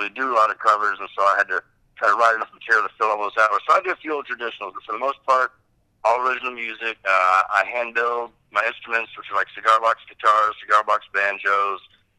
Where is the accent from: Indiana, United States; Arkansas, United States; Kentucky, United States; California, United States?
Arkansas, United States; moved away as an adult; growing up in Arkansas and being from the background I was from, I had a strong will to be away from all that, you know. Like, I wanted to be the heck out of Arkansas as soon as I was 18, I moved away.